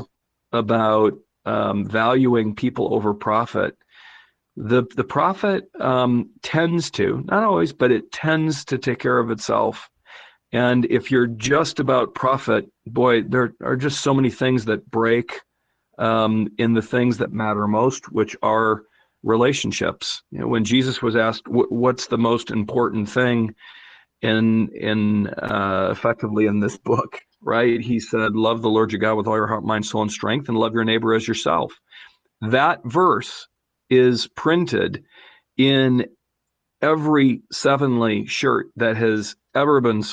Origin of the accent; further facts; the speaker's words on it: North Carolina, United States; we're both from North Carolina